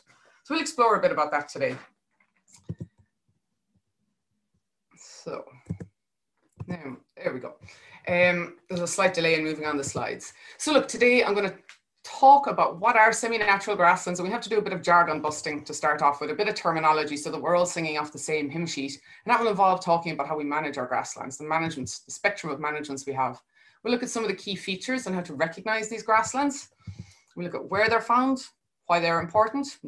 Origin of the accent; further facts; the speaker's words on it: Charleville, Munster, Ireland; I'm from Dairy Country in the Golden Vale, just outside Charleville in North Cork